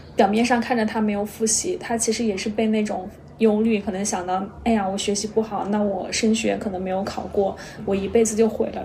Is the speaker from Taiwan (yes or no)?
no; China; 我们中国人可能从小就接受